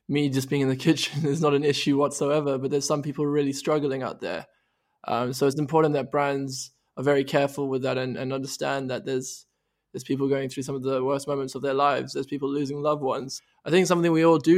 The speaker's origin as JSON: {"language": "English", "country": "South Africa", "moved": "as an adult", "lives_now": "United Kingdom", "said": "I am originally from South Africa. Moved to the UK when I was 18"}